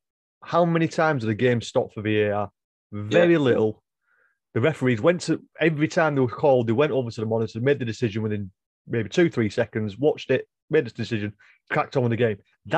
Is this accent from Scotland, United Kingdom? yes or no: no; Farnworth, North West England, United Kingdom; also born or lived in Bolton; my hometown, Farnworth